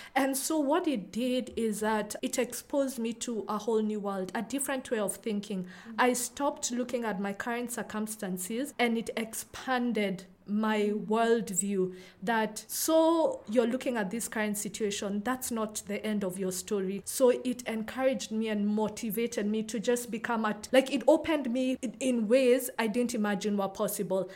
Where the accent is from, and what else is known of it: Nairobi, Kenya; born or raised there